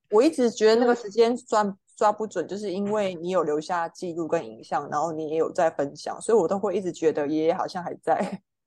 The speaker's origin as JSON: {"language": "Chinese", "area": "Meinong", "region": "Kaohsiung", "country": "Taiwan", "tie": "born or raised there", "also_born_or_lived": "Taichung / northern Taiwan", "moved": "as an adult", "said": "从小住到，呃，大学就是考到台中的学校嘛"}